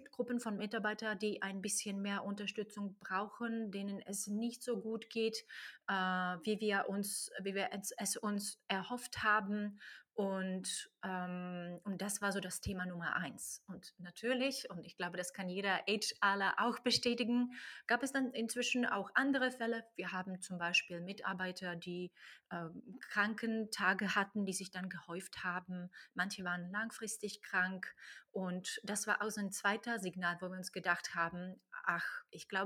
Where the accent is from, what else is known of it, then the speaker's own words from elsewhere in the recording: Slovakia; also born or lived in Ireland / Czech Republic; now in Germany; Ich komme ursprünglich aus der Slowakei und nach Deutschland kam ich über Irland, über Tschechien und in Deutschland bin ich jetzt seit langsam neun Jahren plus